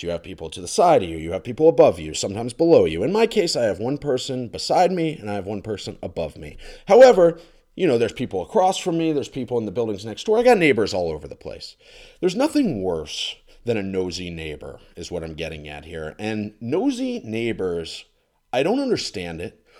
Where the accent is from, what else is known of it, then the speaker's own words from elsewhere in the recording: Florida, United States; moved away as an adult; I'm from Florida